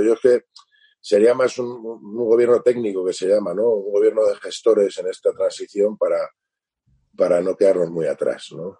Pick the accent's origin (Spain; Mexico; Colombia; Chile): Spain; yo soy español, soy armenio, mi madre es española, y nosotros llegamos en el 75